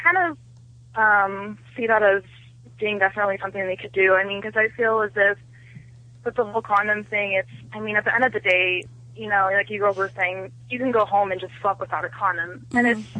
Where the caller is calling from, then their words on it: Covina, California, United States; I'm calling from Covina.